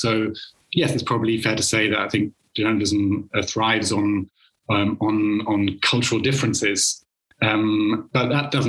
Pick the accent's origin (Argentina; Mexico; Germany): Germany; moved away as an adult; also born or lived in United Kingdom; I grew up in Germany